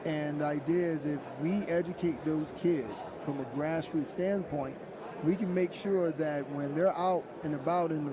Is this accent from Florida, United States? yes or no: yes; Miami, Florida, United States; growing up in the Miami area and dealing with poverty and crime and drugs